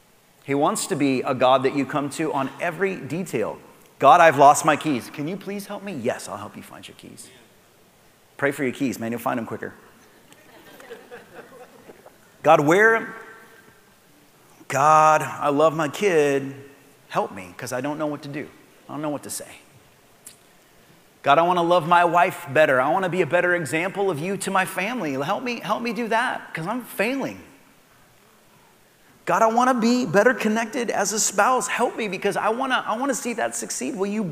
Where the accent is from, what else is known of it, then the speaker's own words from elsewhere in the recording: Soapstone, United States; where I grew up outside of Palmer was a place called Soapstone